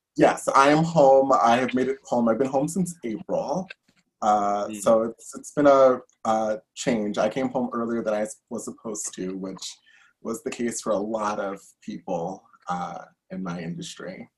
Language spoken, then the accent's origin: English; New York City, New York, United States; I'm actually born and raised in New York. I'm from Brooklyn, uh, born and bred